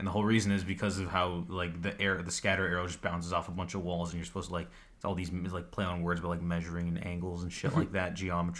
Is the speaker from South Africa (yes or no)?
no; Saskatchewan, Canada; I'm from Saskatchewan.